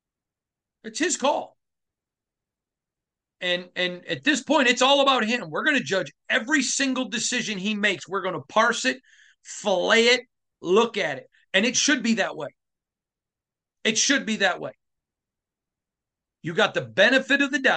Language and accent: English; Michigan, United States; growing up in Michigan